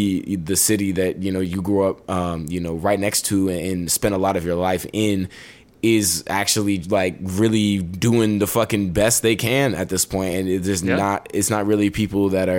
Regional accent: Nashville, Tennessee, United States; growing up around Nashville

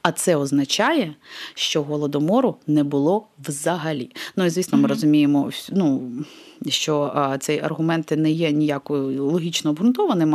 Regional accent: Crimea, Ukraine; moved away; Я особисто зростаючи в Криму років 20, поки там жила

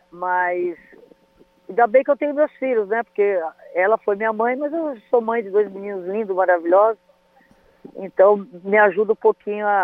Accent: Potirendaba, São Paulo, Brazil; born there; Outro dia eu postei a foto da, da casinha aonde eu nasci, que está assim, tá em ruínas, né? Lá em Potirendaba.

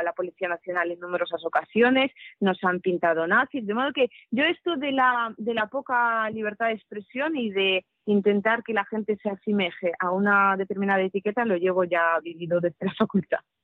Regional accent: Krasnoyarsk, Krasnoyarsk Krai, Russia; Spanish is a second language; moved away as an adult; now in Spain; yo nací en Krasnoyarsk, en Siberia, y viví en Krasnoyarsk hasta los 18 años

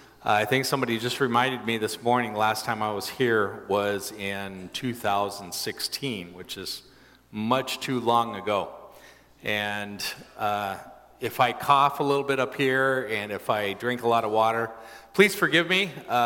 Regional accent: Brazil; I grew up in Brazil in the large city

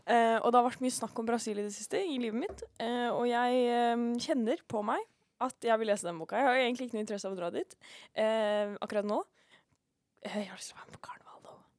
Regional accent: Norway; vi er nordmenn

